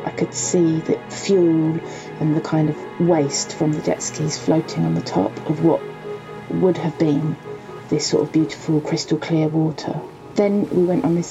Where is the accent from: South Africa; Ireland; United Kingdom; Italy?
United Kingdom; Welwyn Garden City, East of England; also born or lived in Hitchin, Hertfordshire; I grew up actually just a few miles down the road in a town called Welwyn Garden City.